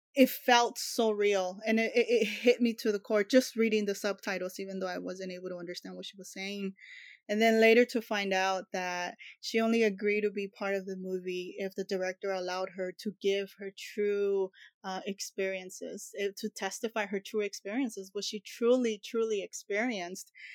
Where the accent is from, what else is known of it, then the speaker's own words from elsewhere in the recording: Los Angeles, California, United States; takes place in my hometown